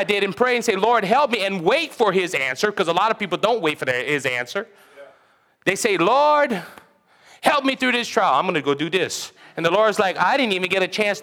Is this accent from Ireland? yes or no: no; Cajun, Louisiana, United States; I'm a Cajun